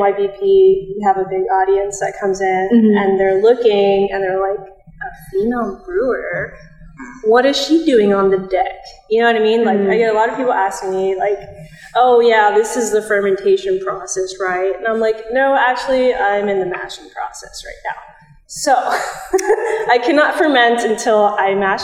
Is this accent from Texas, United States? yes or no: yes; Texas, United States; I'm from Texas